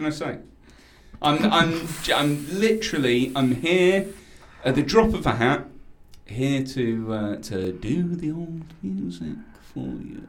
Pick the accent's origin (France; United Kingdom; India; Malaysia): United Kingdom; we're in the UK, mate.